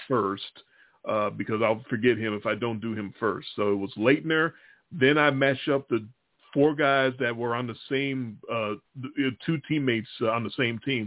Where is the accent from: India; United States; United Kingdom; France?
United States; Chicago, Illinois; I'm from Chicago